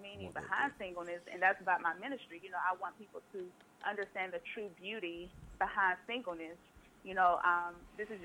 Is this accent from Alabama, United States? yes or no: yes; Jackson's Gap, Alabama, United States; moved away as an adult; also born or lived in Auburn, Alabama; now in Atlanta, United States; I'm originally from Alabama.